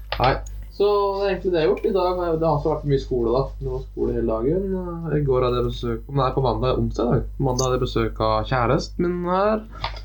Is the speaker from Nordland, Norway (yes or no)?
no; Porsgrunn, Telemark, Norway; moved away as an adult; also born or lived in Oslo; now in Bergen, Norway; Vokst opp i, eh, på Grønli, som er den fine delen av Porsgrunn.